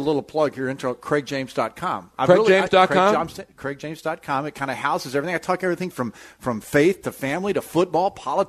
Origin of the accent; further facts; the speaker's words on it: Galveston, Texas, United States; I grew up in the Galveston waters.